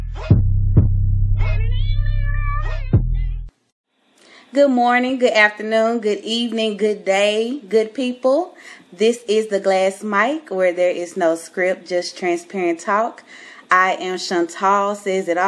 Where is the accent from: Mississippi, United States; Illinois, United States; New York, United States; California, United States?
Mississippi, United States; moved away as an adult; now in Dallas, United States; I am from Mississippi, born and raised. I just moved here to Dallas, Texas, last year.